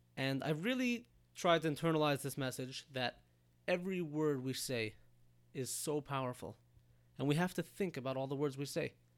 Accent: United States; also born or lived in Israel; I'm an American citizen

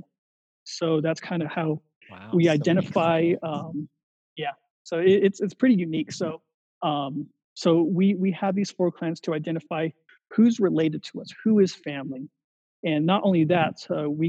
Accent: United States; moved away; what I grew up with and like what I actually still kind of live in today's society, although I'm outside of the Navajo Nation

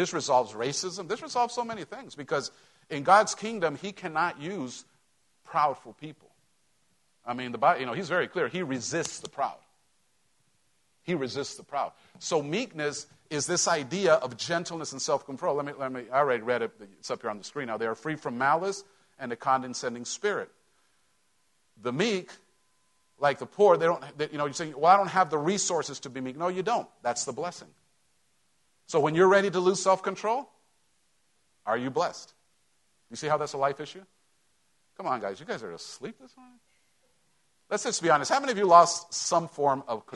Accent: Mexico; moved away; growing up in Mexico

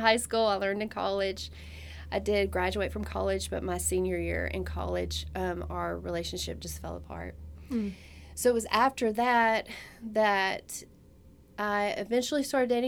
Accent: the Bible Belt, United States; I grew up in the Bible Belt

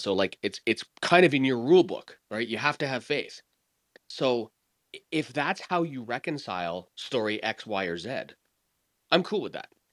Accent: Canada; I'm Canadian

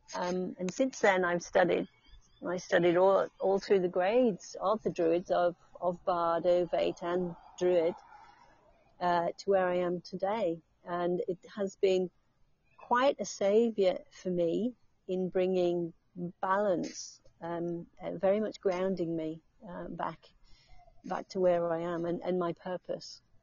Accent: England, United Kingdom; now in Australia; I'm going back to England.

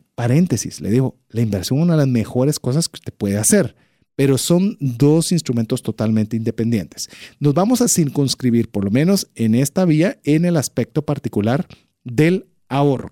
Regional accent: Guatemala; como guatemaltecos

